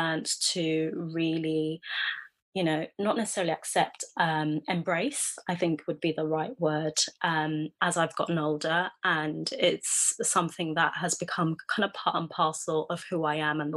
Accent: London, United Kingdom; moved away as an adult; also born or lived in Ghana / New York, United States / Jersey City, United States; being brought up here in the UK

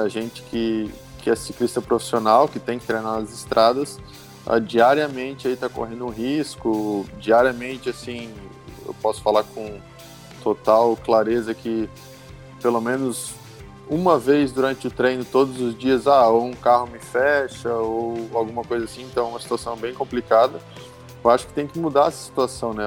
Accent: Brusque, Santa Catarina, Brazil; sou natural de Brusque, Santa Catarina.

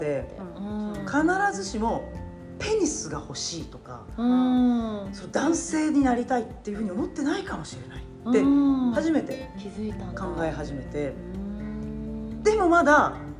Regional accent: Japan; accent: Nagoya dialect; 日本で生まれ育った、うん、いわゆるハーフです、うん、えーと、お父さんがイギリスでお母さんが名古屋です

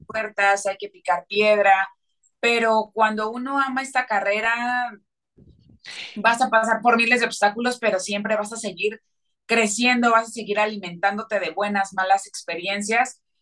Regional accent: Mexico; yo soy cantante mexicana

